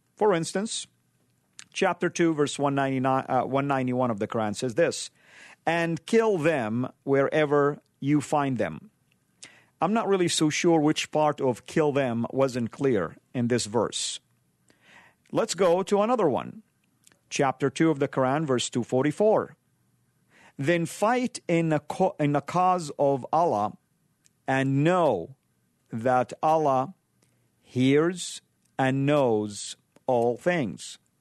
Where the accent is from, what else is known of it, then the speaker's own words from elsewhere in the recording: Saudi Arabia; moved away; I grew up in Saudi, the heartland of Isla, uh, land of Islam.